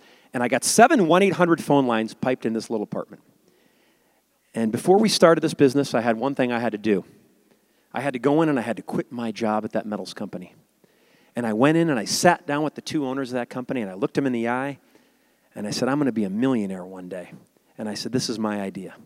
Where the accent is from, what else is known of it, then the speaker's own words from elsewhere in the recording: Chicago, Illinois, United States; I grew up in a suburb of Chicago